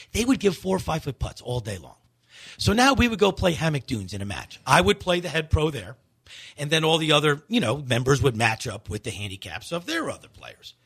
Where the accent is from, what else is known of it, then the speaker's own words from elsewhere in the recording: Shoreham, New York, United States; the home that I grew up in.